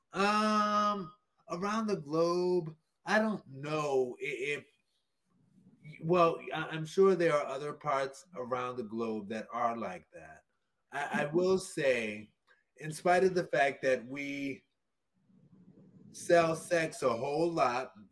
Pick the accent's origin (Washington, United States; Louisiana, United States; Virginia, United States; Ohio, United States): Louisiana, United States; New Orleans; I went to high school in New Orleans, Louisiana